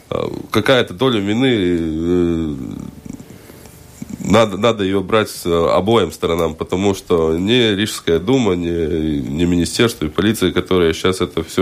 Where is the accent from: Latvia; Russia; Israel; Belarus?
Latvia; Riga; Да, да, я из Пардаугова.